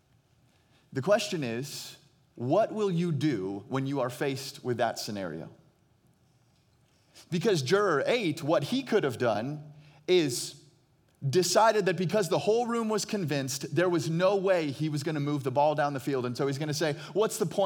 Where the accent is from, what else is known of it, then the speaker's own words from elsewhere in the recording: Phoenix, Arizona, United States; I hail from Phoenix, Arizona